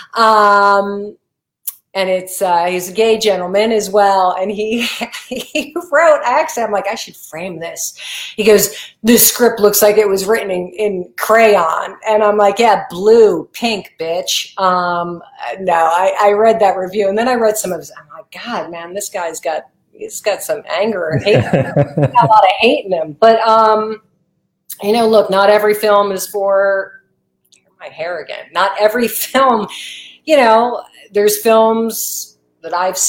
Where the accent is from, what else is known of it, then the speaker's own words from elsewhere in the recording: New Jersey, United States; I grew up in New Jersey